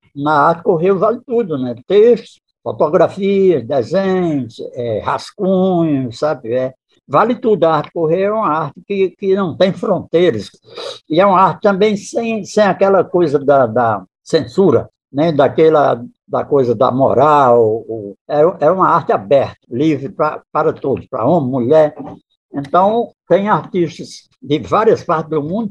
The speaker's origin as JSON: {"language": "Portuguese", "region": "Northeast Region", "country": "Brazil", "said": "eu, como nordestino, sou fã do povo nordestino"}